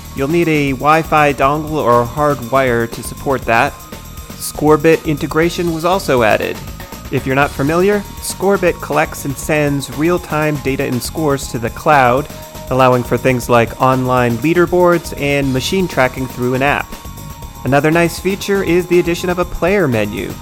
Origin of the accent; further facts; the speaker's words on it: Seattle, Washington, United States; my hometown of Seattle